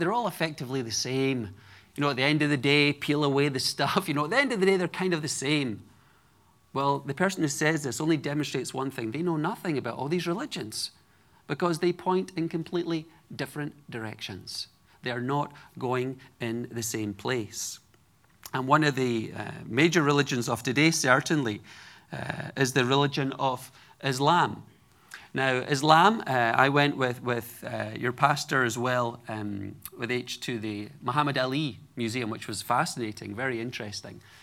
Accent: Edinburgh, Scotland, United Kingdom; moved away; I grew up in Edinburgh, Scotland, the capital city

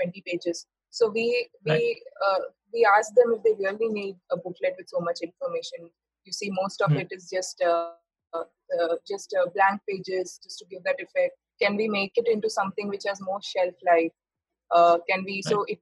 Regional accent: Mumbai, Maharashtra, India; moved away as an adult; I decided to come to Mumbai, back to my hometown

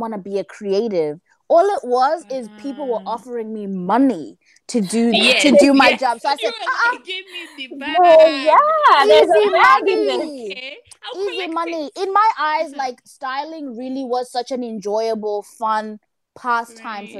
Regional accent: Zimbabwe; moved away; also born or lived in South Africa / Zambia; I was born in Zimbabwe.

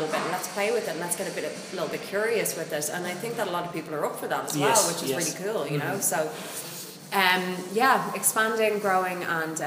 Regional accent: Ireland; as Irish people, we tend to kind of go through the motions quite a lot

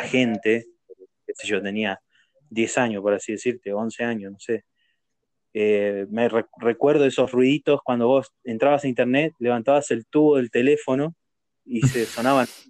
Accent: Argentina; yo soy de, Argentina

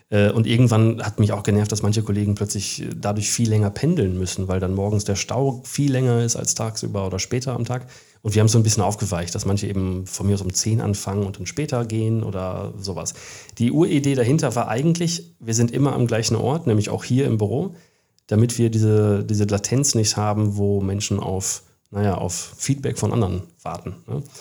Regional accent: Bielefeld, North Rhine-Westphalia, Germany; also born or lived in Australia / Bavaria, Germany / England; Ich bin Bielefelder. Ich war aber zum Glück jahrelang auch woanders. Ich war ein paar Jahre in Australien, ich war ein paar Jahre in Bayern, das ist ja auch Ausland. Ich war in England ein Jahr

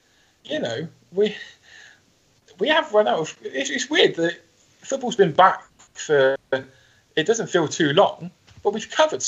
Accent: Reading, South East England, United Kingdom; my hometown of Reading

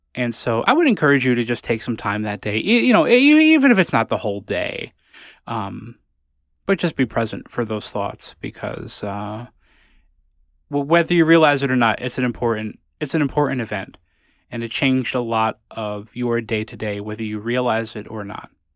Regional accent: New Haven, Connecticut, United States; I'm from New Haven

